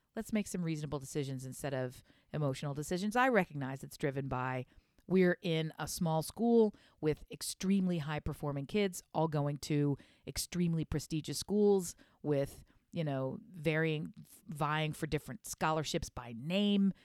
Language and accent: English; Delaware, United States; I'm from Delaware, which for those who don't know, it's real close to Philadelphia